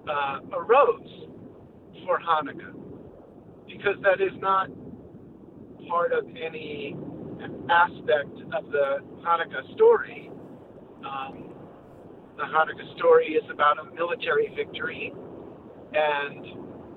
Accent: Long Island, New York, United States; moved away; the place that I grew up on Long Island. I had a wonderful childhood

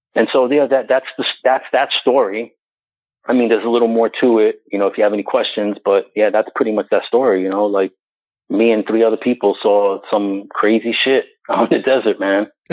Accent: New York City, New York, United States; I was born and raised in New York City

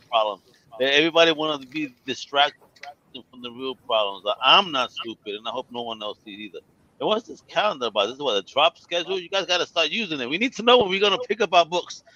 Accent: United States; I'm American.

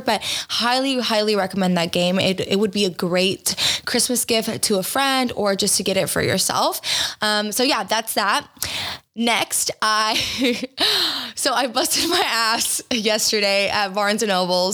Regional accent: Georgia, United States; I was raised in Georgia in a very uh, small town that was primarily white

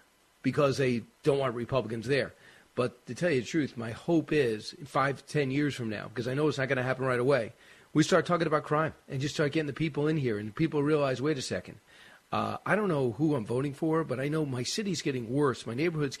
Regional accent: New York, United States; as a New Yorker

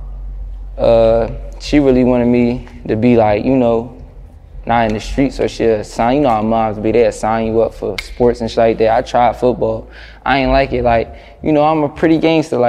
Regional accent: Philadelphia, Pennsylvania, United States; It's my hometown.

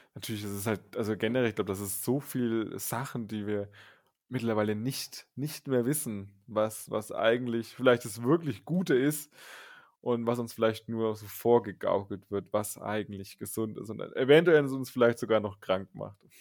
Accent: northernmost Bavaria, Germany; Also wir sind aus den nördlichsten Bayern und genauer gesagt, das ungefähr die Region ist das Grenzgebiet Sachsen, Thüringen, Bayern. Da sind wir ungefähr zu Hause

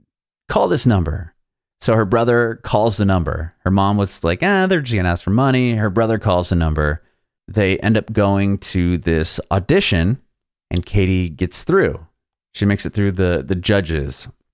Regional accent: San Diego, California, United States; now in Nashville, United States; I'm in Nashville, but I'm from California, San Diego.

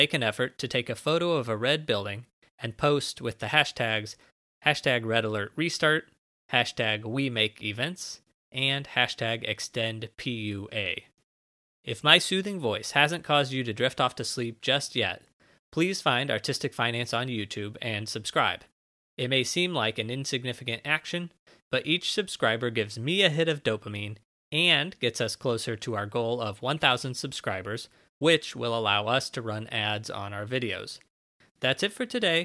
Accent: St. Louis, Missouri, United States; now in New York, United States; I'm actually from St. Louis originally. I'm in New York now

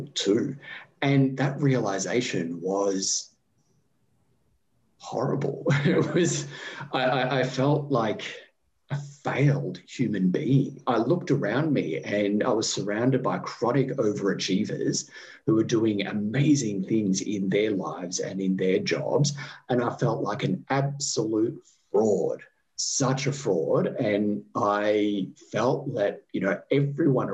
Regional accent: Australia

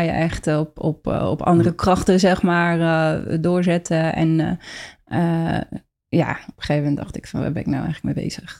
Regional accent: Rotterdam, South Holland, Netherlands; ik kom uit Rotterdam

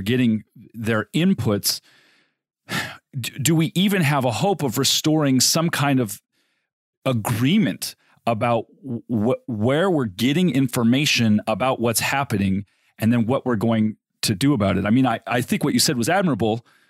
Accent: Southern California, United States; I grew up in Southern California

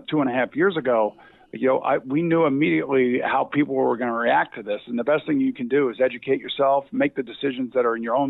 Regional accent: Long Island, New York, United States; I grew up in Long Island

